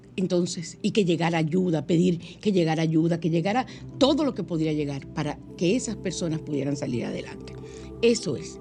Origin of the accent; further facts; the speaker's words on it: San Cristóbal, Dominican Republic; yo soy de allá de San Cristóbal también